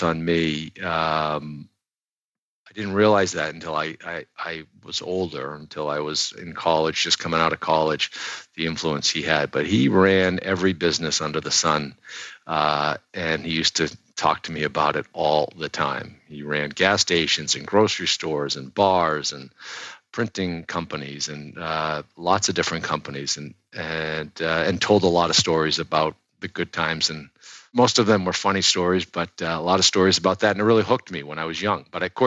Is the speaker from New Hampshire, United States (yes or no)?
yes; southern New Hampshire, United States; now in Boston, United States; I actually grew up in New Hampshire, southern New Hampshire